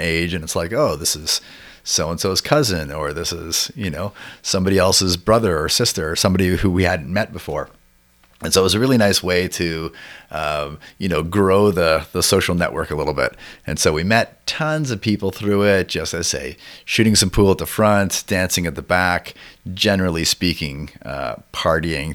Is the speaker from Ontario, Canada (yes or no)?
yes; Toronto, Ontario, Canada; growing up in Toronto